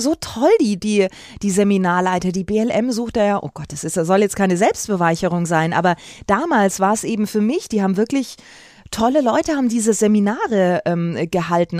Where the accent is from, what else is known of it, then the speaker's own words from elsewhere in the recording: Bad Windsheim, Bavaria, Germany; now in Munich, Germany; aus Winsheim, wo ich aufgewachsen bin